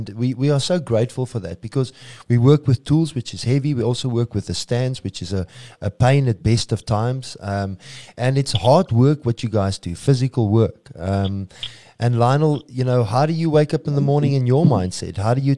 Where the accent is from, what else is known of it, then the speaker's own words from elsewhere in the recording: South Africa; we're not always saying support us locally because we're South African.